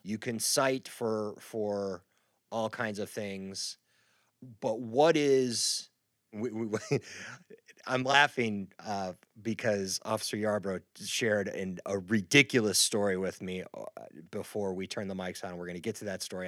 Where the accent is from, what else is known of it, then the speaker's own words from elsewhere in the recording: Midwest, United States; moved away; I grew up in the Midwest